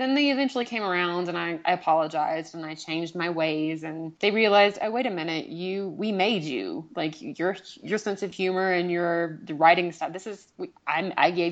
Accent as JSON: {"language": "English", "region": "the South", "country": "United States", "tie": "born or raised there", "said": "I grew up in the South with a very conservative family"}